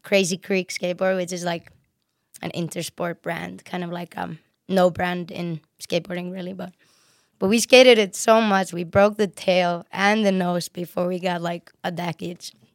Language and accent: English; Reykjavik, Capital Region, Iceland; moved away; also born or lived in Sweden; I'm from Reykjavik, which is the, which is the city, and it's in south